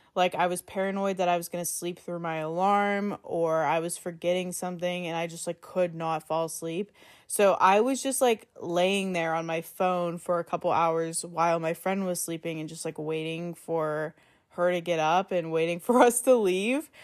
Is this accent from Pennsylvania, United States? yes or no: yes; Pittsburgh, Pennsylvania, United States; we're from Pittsburgh